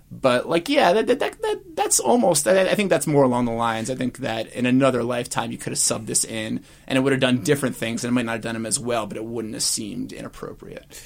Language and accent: English; United Kingdom; immediately out by virtue of being British